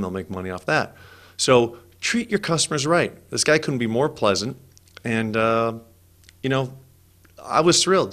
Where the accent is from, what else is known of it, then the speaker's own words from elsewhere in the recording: California, United States; I'm from California